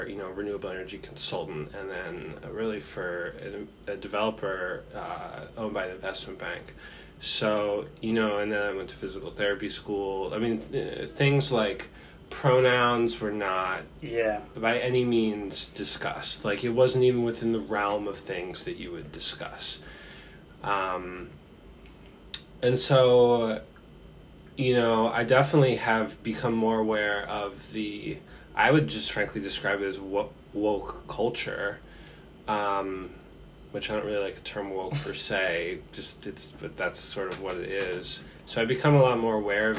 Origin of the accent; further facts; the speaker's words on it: Philadelphia suburbs, Pennsylvania, United States; I grew up, I say I'm from Philadelphia, but that's just to make things simpler for people to understand. Like, I grew up in the suburbs, like an affluent suburb